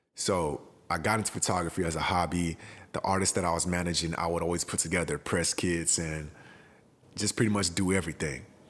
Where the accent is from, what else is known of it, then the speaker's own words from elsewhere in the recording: Houston, Texas, United States; moved away as an adult; also born or lived in Accra, Ghana; I was born in Accra, Ghana, and my family moved to Houston, Texas when I was four years old. So, I've been in Houston till I was about nineteen years old.